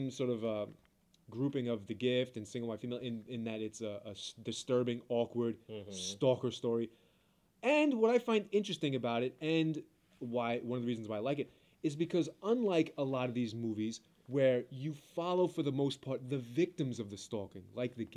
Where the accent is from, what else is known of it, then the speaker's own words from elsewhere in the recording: New York City, New York, United States; I'm from Brooklyn. I've grown up with blacks, Latins, Chinese, everything you could think